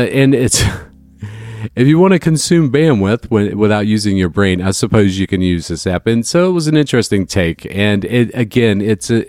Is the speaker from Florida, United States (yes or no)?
yes; Northeast Florida, United States; growing up in Northeast Florida